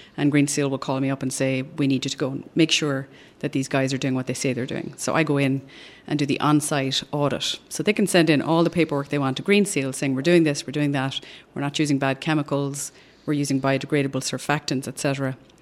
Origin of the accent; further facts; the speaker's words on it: Ireland; moved away as an adult; now in Austin, United States; I'm originally from Ireland, which you can probably tell from the accent.